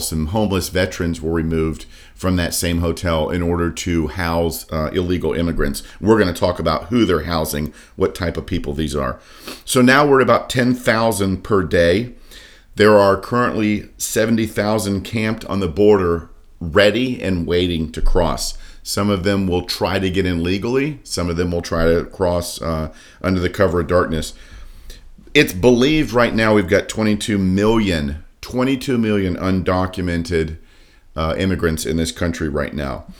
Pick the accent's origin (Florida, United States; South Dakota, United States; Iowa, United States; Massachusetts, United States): Florida, United States; Daytona Beach; I grew up, born and raised in Daytona Beach